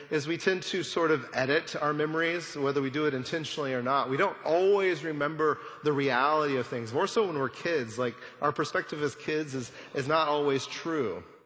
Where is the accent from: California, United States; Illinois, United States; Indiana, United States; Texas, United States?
Texas, United States; Amarillo; I grew up in Amarillo